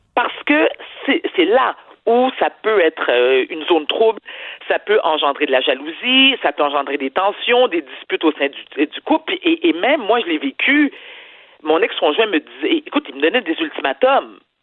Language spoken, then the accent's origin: French; Quebec, Canada; je suis une Québécoise, fière de l'être, née au Québec